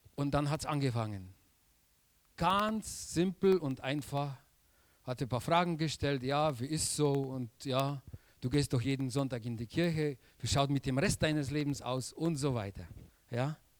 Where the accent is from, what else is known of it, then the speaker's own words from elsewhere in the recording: Silesian Voivodeship, Poland; German is a second language; moved away as an adult; now in Germany; Ich komme aus Polen